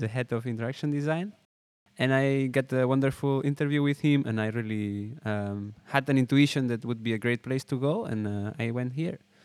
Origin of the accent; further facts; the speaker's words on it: Spain; moved away as an adult; also born or lived in Barcelona; now in Netherlands; I'm from Spain, uh, and I studied, uh, audiovisual design for two years in Barcelona.